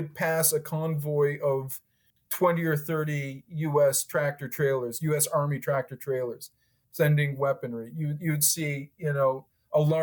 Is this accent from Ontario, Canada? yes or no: no; Halifax, Nova Scotia, Canada; moved away as an adult; also born or lived in United Kingdom / Vancouver; I'm born in Britain. I was raised in Halifax, Nova Scotia, Canada.